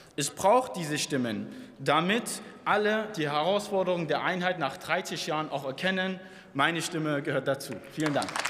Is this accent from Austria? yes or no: no; Dresden, Saxony, Germany; also born or lived in Plauen; ich bin Plauner, ich bin Dresdner, ich bin Sachse, ich bin Ostdeutscher.